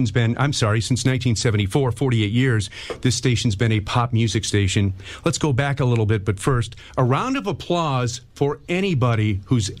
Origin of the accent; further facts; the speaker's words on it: Hornell, New York, United States; growing up in Hornell, New York